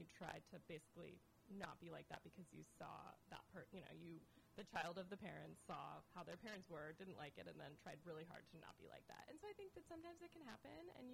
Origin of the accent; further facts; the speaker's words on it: West Coast, United States; I'm from the West Coast